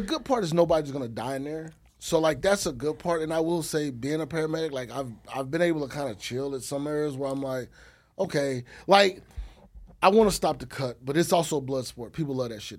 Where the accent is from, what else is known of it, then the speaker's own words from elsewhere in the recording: Texas, United States; I'm from Texas, so I know the lingo.